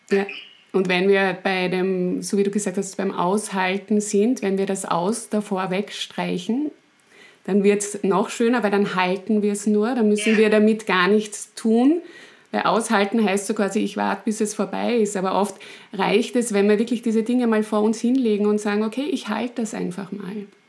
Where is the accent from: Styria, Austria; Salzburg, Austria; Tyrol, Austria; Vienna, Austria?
Styria, Austria; ich bin Steirerin.